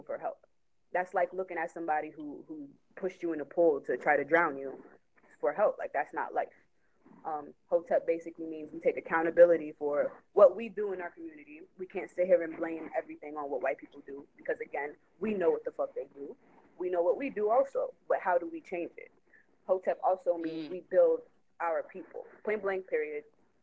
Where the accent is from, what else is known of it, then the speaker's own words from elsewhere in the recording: New York, United States; I'm from New York